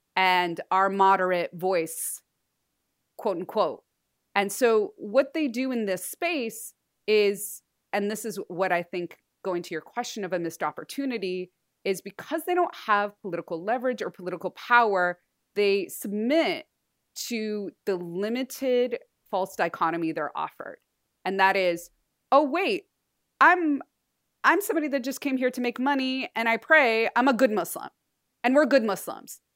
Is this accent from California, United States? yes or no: yes; Southern California, United States; born and raised in Southern California and Tongva, Shumash land